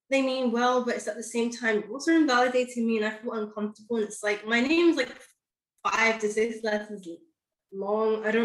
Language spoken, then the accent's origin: English; London, United Kingdom; Yes, I was born and raised in London, but I spoke like so my accent could be a number of different things.